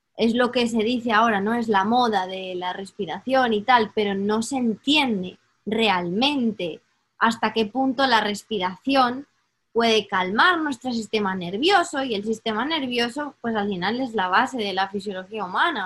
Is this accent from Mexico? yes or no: no; Spain; moved away; yo crecí en España